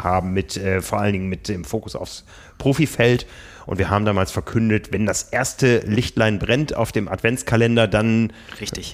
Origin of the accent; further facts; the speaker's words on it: Osnabrück, Lower Saxony, Germany; in meiner Heimat Osnabrück